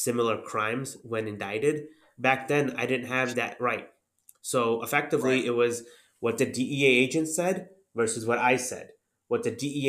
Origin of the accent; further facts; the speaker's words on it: Northwest Indiana, United States; also born or lived in Chapel Hill, North Carolina / Jeffersonville, Indiana; And then we moved to the Chicagoland area. Northwest Indiana is pretty much a suburb of Chicago